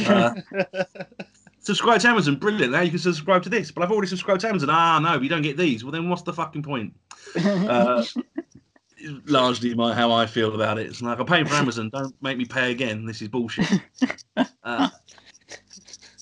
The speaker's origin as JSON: {"language": "English", "area": "Essex", "region": "East of England", "country": "United Kingdom", "accent": "Essex Cockney", "said": "my Essex Cockney accent"}